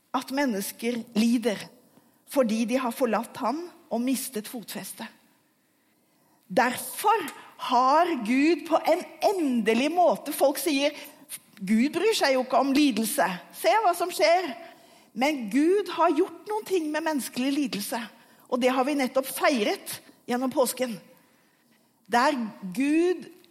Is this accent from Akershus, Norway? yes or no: yes; Asker, Akershus, Norway; Jeg vokste opp i Asker utenfor Oslo